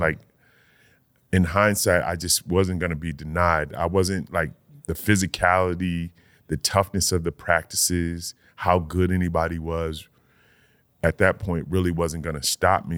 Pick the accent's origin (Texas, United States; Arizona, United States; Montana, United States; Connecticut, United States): Connecticut, United States; Old Saybrook; Old Saybrook, my, my hometown